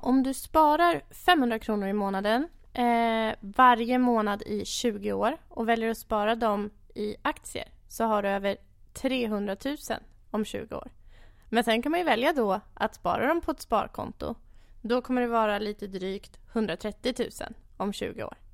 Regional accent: Enköping, Uppsala County, Sweden; född och uppvuxen i Enköping

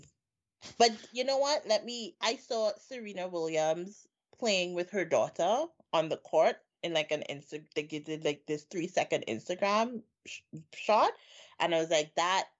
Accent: Trinidad & Tobago; now in Canada; I'm from Trinidad

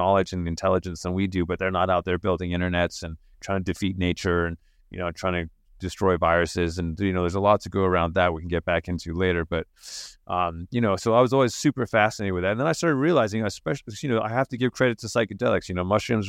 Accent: England, United Kingdom; just ginger kid, you know, like that's growing up in England

